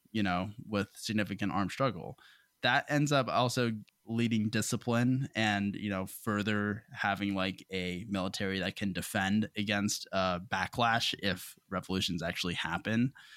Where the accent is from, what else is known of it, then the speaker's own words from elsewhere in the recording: United States; being an American